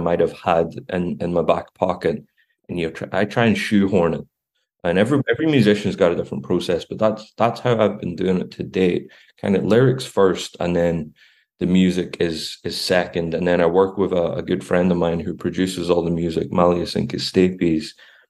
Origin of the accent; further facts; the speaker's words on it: Belfast, Northern Ireland, United Kingdom; moved away as an adult; also born or lived in Glasgow / Edinburgh; now in Dublin, Ireland; growing up in Belfast at a very volatile time